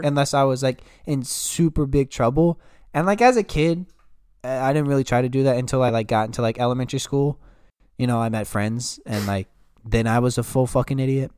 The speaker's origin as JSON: {"language": "English", "town": "Yorktown", "country": "United States", "said": "I'm from Yorktown."}